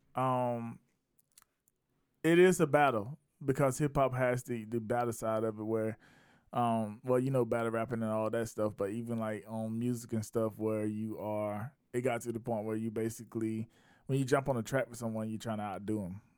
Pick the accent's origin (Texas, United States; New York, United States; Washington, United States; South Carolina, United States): South Carolina, United States; I saw it in my hometown, I'm based in Raleigh, East Village, South Carolina